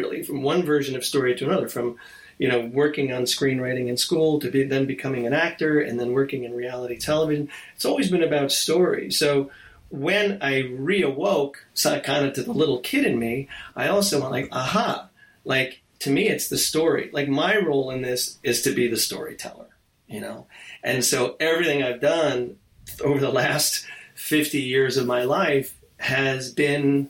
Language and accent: English; New Jersey, United States; moved away; growing up in New Jersey